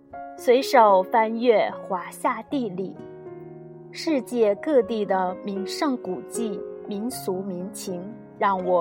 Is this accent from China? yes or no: yes; Genhe, Inner Mongolia, China; 我们家乡自己的微信公众平台“掌上根河”